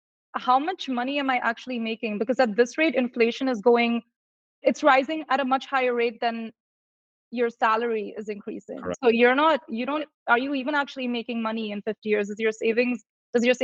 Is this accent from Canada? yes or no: no; India; moved away; I'm originally from India